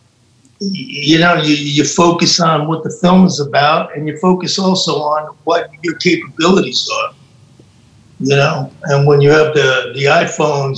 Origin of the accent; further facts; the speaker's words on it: New York City, New York, United States; now in Rome, Italy; I spent like the first maybe 8-9 years there, you know. Then I moved. We moved to upstate New York